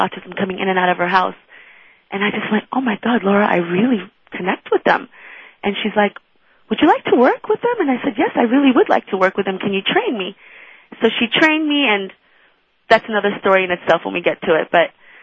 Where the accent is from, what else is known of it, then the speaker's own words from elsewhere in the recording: Iran; now in United States; I'm not American, although I love that I'm living in this country. I actually came from Iran, and my mother's Israeli